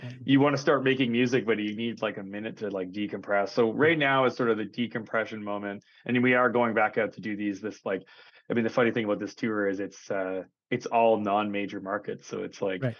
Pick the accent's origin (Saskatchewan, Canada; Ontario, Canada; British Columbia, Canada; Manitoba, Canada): Saskatchewan, Canada; Saskatoon; I'm from Saskatoon